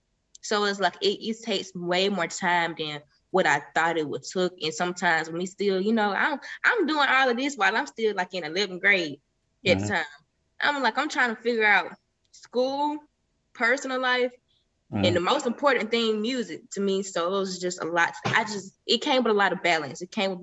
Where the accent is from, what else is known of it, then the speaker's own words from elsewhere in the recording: Millersville, United States; because I'm not from Atlanta, but I feel like you're right there where everything is at, with all the people. Like a lot of people that's from Atlanta know a lot of big people that's from Atlanta because they're from the same space. Like I'm from Millersville.